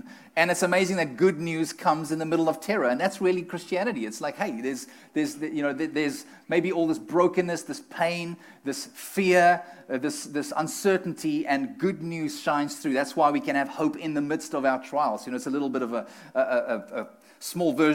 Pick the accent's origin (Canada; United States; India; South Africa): South Africa; moved away; we're from South Africa